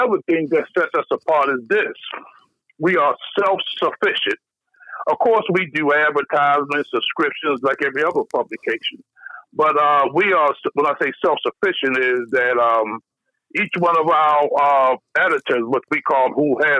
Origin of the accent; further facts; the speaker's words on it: Baltimore, Maryland, United States; I'm from Baltimore